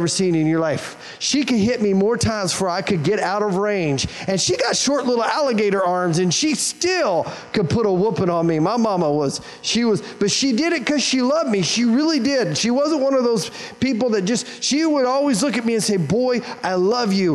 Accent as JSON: {"language": "English", "town": "Wichita", "region": "Kansas", "country": "United States", "tie": "born or raised there", "said": "I was born and raised in Wichita, Kansas"}